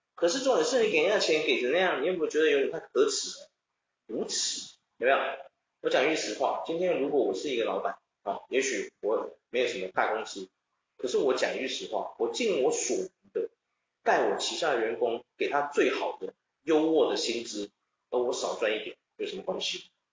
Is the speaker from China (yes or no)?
no; Taiwan; 我发现我们台湾人英文不怎么样，可是日文却下下降